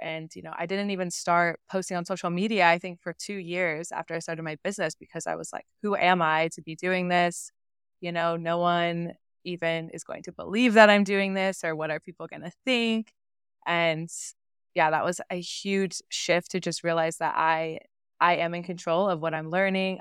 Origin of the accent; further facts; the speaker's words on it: Oklahoma, United States; moved away; I grew up in Oklahoma